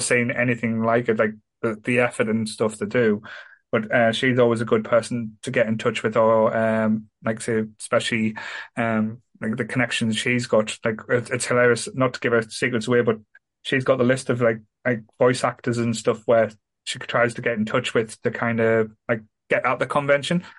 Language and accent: English; Sunderland, North East England, United Kingdom; I'm from Sunderland. I love Sunderland